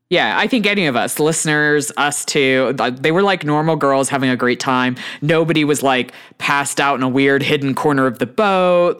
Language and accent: English; Houston, Texas, United States; I grew up in Texas